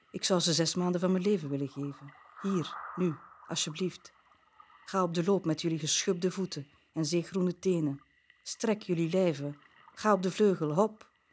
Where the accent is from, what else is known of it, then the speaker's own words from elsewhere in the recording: Bruges, Flanders, Belgium; ik ben een Bruggeling